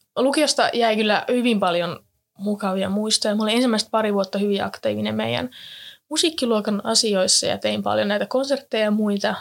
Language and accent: Finnish; Jyväskylä, Central Finland, Finland; moved away as an adult; now in Turku, Finland; olen alun perin kotoisin täältä Jyväskylästä, täällä käynyt kaikki koulut